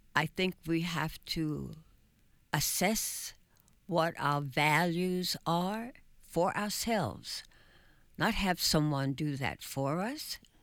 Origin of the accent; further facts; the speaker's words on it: New York City, New York, United States; also born or lived in Bronx; we lived in an area that is now known in Manhattan as El Barrio